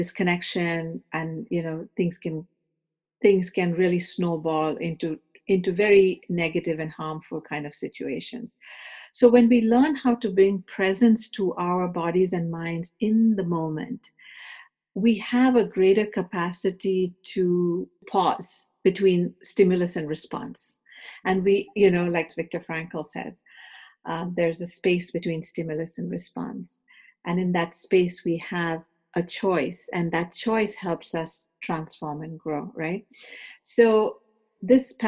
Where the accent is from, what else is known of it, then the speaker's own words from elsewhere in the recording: India; moved away as an adult; also born or lived in Los Angeles, United States; now in United States; I came from India to do my graduate studies in the University of Southern California